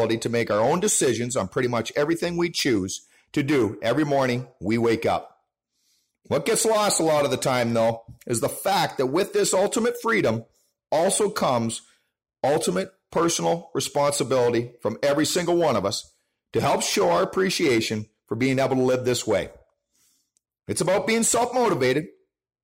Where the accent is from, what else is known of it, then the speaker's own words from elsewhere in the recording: Canada; our own Canadian holiday with Canada Day up here